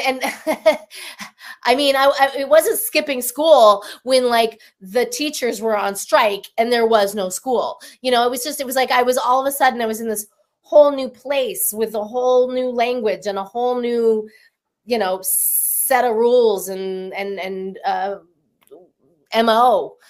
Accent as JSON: {"language": "English", "town": "Denver", "region": "Colorado", "country": "United States", "said": "bit of a fib is when I talk about being from Taos, New Mexico, because of course now you know the truth. I'm from Denver."}